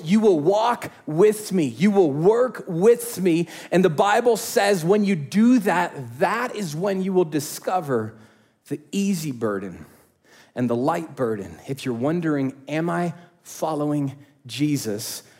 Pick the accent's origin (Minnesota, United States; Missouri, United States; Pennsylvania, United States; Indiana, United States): Indiana, United States; I grew up in Indiana, and so I know hot and humid